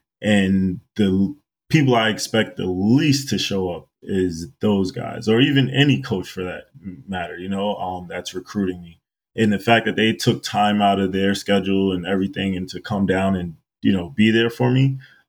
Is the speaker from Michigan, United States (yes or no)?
no; New York City, New York, United States; I was born and raised out in Queens, New York. And when I was in high school, I went to Christ the King.